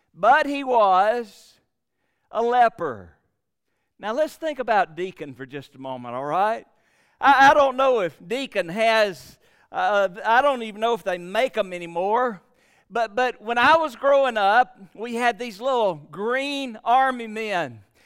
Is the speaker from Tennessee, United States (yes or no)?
no; Gadsden, Alabama, United States; now in Prattville, United States; I live in Prattville, which is about two hours from Gadsden, but I was raised in Gadsden, Alabama.